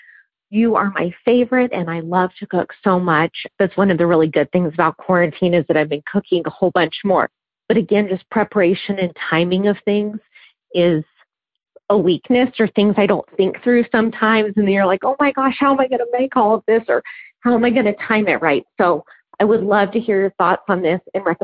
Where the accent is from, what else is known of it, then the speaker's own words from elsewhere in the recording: Dallas, Texas, United States; moved away as an adult; also born or lived in southern New Mexico; now in New Mexico, United States; I am from Dallas, Texas. I am a general surgeon, actually working in a very small town in southern New Mexico